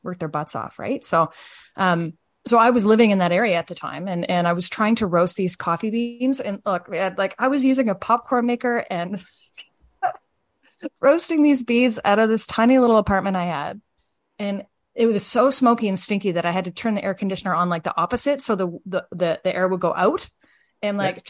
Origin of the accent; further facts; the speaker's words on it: Fredericton, New Brunswick, Canada; I am from Fredericton, New Brunswick